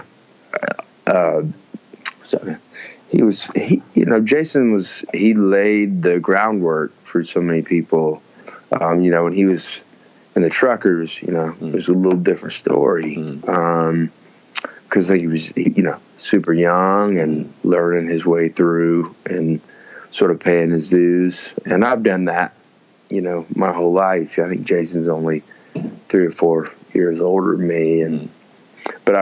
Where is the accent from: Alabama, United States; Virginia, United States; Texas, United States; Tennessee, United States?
Alabama, United States; Birmingham; growing up in Birmingham and being an Alabamian